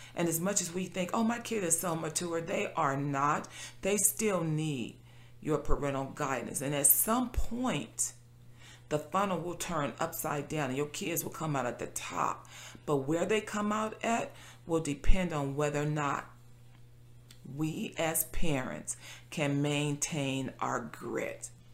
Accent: Compton, California, United States; I being born and raised in Compton

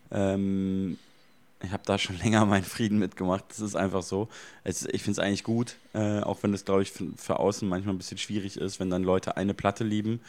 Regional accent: Munich, Bavaria, Germany; in meiner Heimatstadt in München

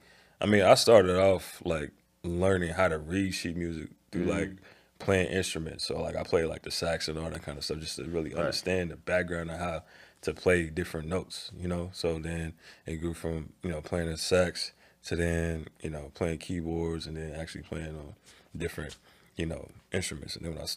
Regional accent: Chicago, Illinois, United States; So like growing up in the South side and then like going to the South suburbs of Chicago for school and all

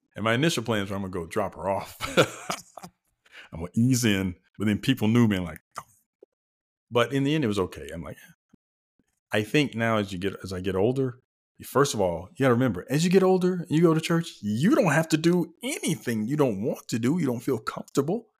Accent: the South, United States; we're both from the South, so, you know, we're from the buckle of the Bible Belt

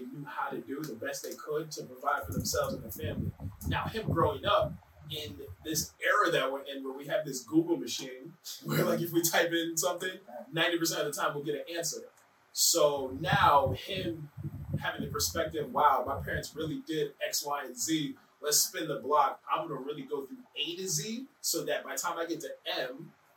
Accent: Manchester, Connecticut, United States; growing up in Manchester

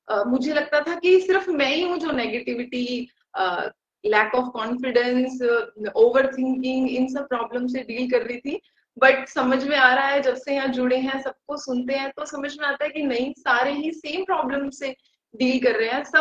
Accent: Rajasthan, India; मैं राजस्थान से बिलोंग करती हूँ

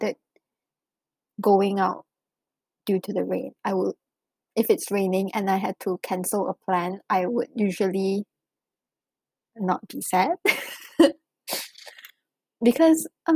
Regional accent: Malaysia; moved away as an adult; now in China; growing up in Malaysia

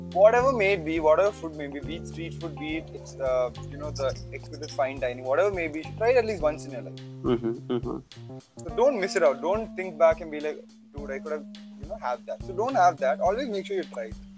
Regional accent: Thiruvananthapuram, Kerala, India; moved away as an adult; now in Chennai, India; I'm from Trivandrum, God's own mm-hmm. country. Mm-hmm. And I've been there all my life. I spent all my life there

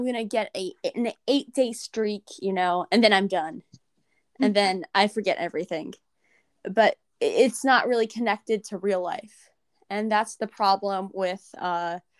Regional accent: United States; I'm American and I'm learning a foreign language.

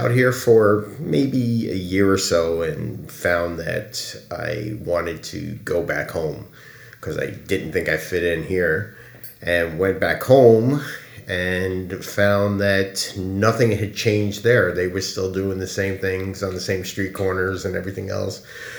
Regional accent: New York City, New York, United States; moved away as an adult; also born or lived in Brooklyn / Ozone Park, Queens / Long Island / Shinston, West Virginia; now in California, United States; I was born and raised in New York City. Came to California in 1981

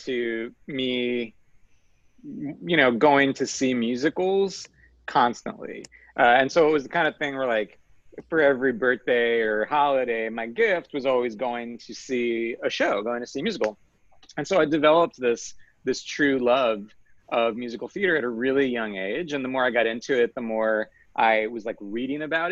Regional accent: Long Island, New York, United States; I'm from Long Island originally, which is a land that is very near to New York City. And I'm from the suburbs.

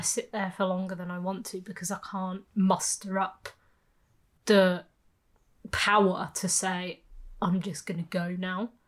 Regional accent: Birmingham, West Midlands, United Kingdom; moved away as an adult; I grew up in Birmingham

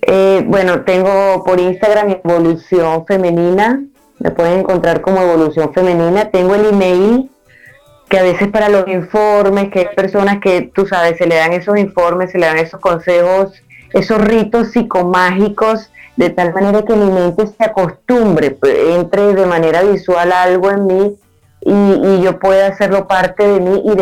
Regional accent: Nueva Esparta, Venezuela; moved away; Entonces me vine, me vine de la isla de Margarita, de un calor asfixiante de, la perla del Caribe, a la nieve.

